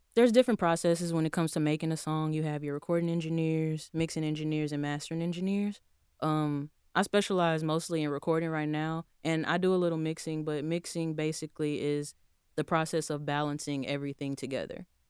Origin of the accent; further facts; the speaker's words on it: Houston, Texas, United States; moved away as an adult; now in Tallahassee, United States; I was born and raised in Houston, Texas